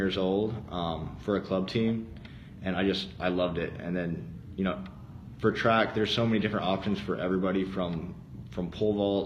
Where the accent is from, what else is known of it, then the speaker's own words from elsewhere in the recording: Arizona, United States; I was born and raised in Arizona.